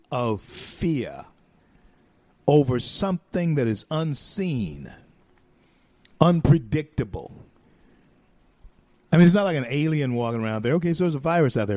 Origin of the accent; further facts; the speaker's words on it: northern Louisiana, United States; also born or lived in Grand Cane, Louisiana; I'm from northern Louisiana.